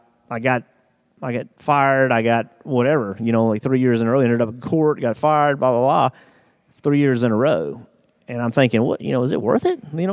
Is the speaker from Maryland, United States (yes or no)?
no; South Boston, Virginia, United States; no power steering in my hometown